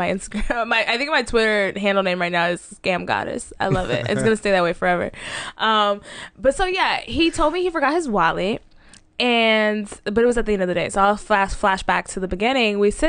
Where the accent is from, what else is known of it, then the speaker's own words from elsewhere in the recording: Dallas, Texas, United States; So, yeah, I'm a bird from Dallas.